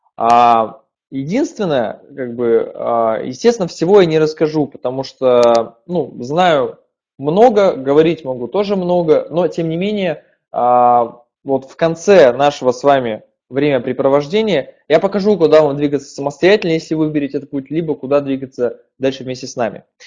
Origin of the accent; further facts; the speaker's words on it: Perm, Perm Krai, Russia; Я сам из Перми.